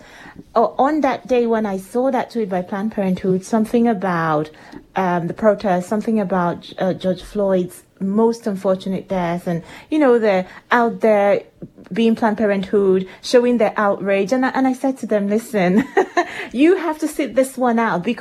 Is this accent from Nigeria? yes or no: yes; Nigeria; moved away as an adult; now in United Kingdom; I am Nigerian